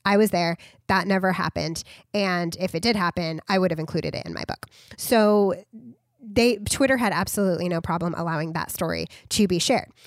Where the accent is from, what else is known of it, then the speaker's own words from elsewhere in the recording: United States; we as Americans